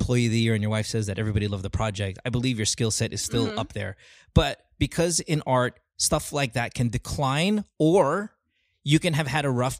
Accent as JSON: {"language": "English", "country": "Philippines", "tie": "born or raised there", "moved": "as an adult", "lives_now": "United States", "said": "I'd say the majority of my life in the Philippines"}